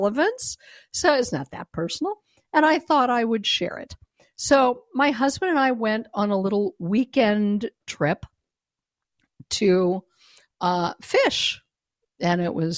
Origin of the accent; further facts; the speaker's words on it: Denver, Colorado, United States; moved away; I was born and raised in Denver, Colorado, but I no longer live there.